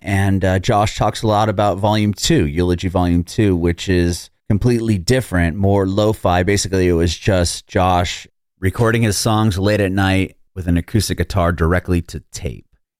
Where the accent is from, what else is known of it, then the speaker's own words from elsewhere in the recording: San Diego, California, United States; I was born in San Diego, but I was like this close to being born in Dayton, which is fairly close.